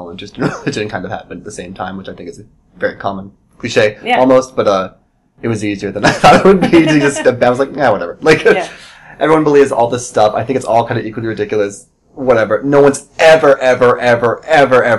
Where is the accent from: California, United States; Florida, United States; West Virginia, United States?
West Virginia, United States; Moundsville; moved away as an adult; also born or lived in Pittsburgh; now in Chicago, United States; I grew up in West Virginia